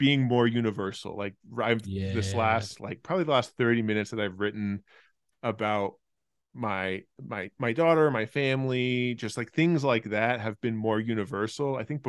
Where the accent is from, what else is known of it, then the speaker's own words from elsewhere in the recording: California, United States; born there; also born or lived in Australia; So I was born in California, but then moved there when I was 4 to when I was 12 for my dad's job.